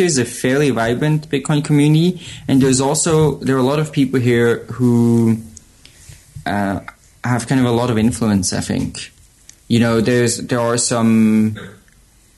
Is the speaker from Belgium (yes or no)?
no; Switzerland; now in Berlin, Germany; I'm originally from Switzerland, but live in Berlin